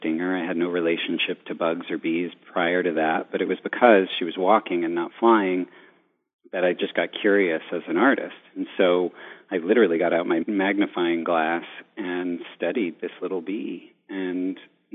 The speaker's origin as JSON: {"language": "English", "region": "New York", "country": "United States", "said": "being a New Yorker"}